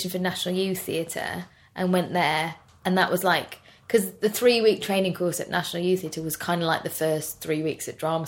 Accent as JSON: {"language": "English", "town": "Birmingham", "region": "West Midlands", "country": "United Kingdom", "tie": "born or raised there", "said": "we grew up in Birmingham."}